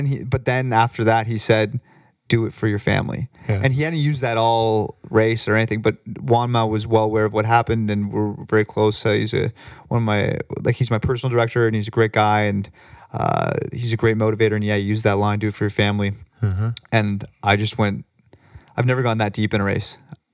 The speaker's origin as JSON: {"language": "English", "town": "Toronto", "region": "Ontario", "country": "Canada", "also_born_or_lived": "Ottawa / Michigan", "said": "I'm from Toronto originally."}